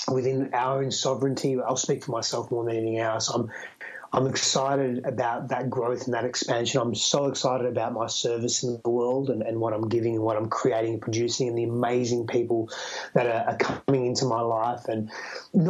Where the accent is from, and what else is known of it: Australia; accent: Australian; now in United States